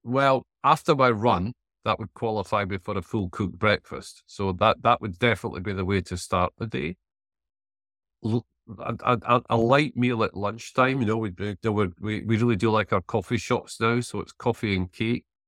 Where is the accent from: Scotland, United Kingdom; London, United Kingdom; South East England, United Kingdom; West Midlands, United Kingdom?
Scotland, United Kingdom; Selkirk; I'm from the Scottish town of Selkirk in the Scottish borders